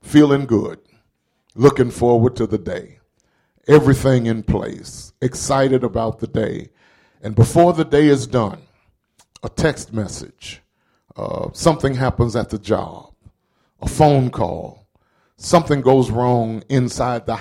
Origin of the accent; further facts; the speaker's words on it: the South, United States; growing up in the South